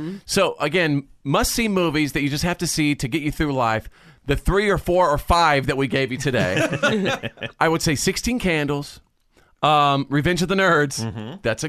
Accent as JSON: {"language": "English", "country": "United States", "said": "as an American"}